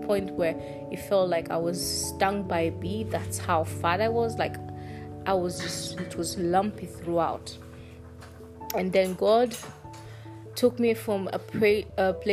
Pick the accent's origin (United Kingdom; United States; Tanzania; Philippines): Tanzania; I'm from Tanzania